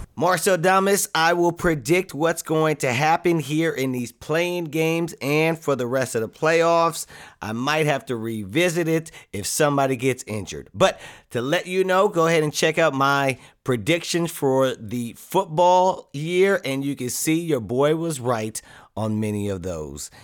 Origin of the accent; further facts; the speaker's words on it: Southern California, United States; I grew up here in Southern California